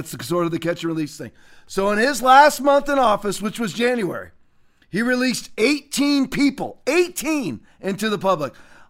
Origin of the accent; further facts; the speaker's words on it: Sarasota, Florida, United States; my hometown of Sarasota